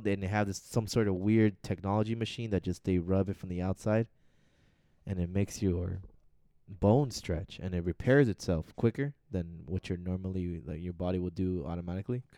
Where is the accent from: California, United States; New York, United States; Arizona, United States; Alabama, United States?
Arizona, United States; we're from Arizona.